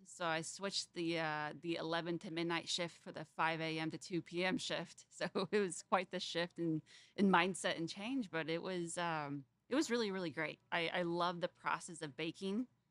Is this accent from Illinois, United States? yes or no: no; Fort Wayne, Indiana, United States; I grew up in Fort Wayne, Indiana